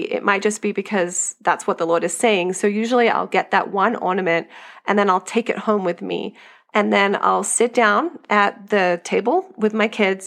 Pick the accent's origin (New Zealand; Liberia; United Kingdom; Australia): Australia; moved away as an adult; now in United States; I grew up in Australia